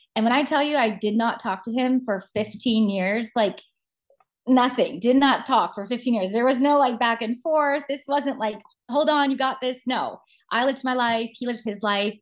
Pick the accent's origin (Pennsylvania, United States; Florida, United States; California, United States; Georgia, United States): Georgia, United States; moved away as an adult; also born or lived in New York City / Los Angeles; now in South Carolina, United States; I'm from the South originally. I grew up born and raised in Georgia